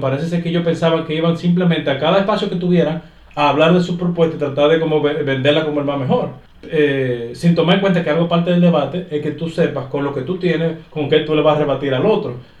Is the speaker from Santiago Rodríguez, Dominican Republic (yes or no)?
no; Santo Domingo Oeste, Distrito Nacional, Dominican Republic; soy de Santo Domingo Oeste